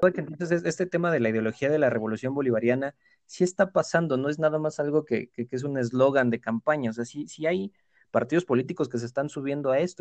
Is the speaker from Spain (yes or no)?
no; Mexico; acá en México